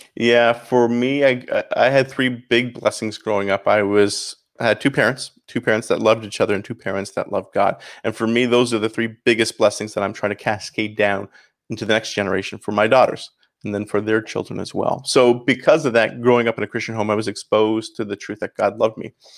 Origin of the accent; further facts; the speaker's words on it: St. Catharines, Ontario, Canada; accent: Canadian; moved away as an adult; also born or lived in Chicago; now in Miami, United States; So I grew up in Saint Catharines, Ontario, about thirty minutes north of Buffalo